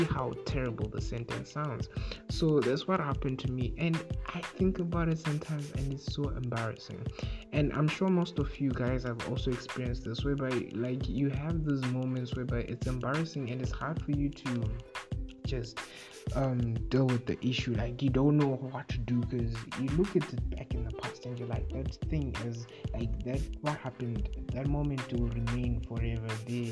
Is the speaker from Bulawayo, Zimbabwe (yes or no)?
yes; Bulawayo, Zimbabwe; I was born in Bulawayo, born and bred. I've never lived in another city except Zimbabwe, except Bulawayo.